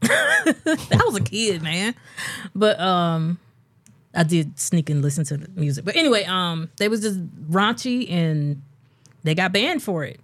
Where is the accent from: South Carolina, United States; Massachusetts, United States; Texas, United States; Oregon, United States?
South Carolina, United States; a small South Carolina city, United States; I grew up in Little Small, South Carolina City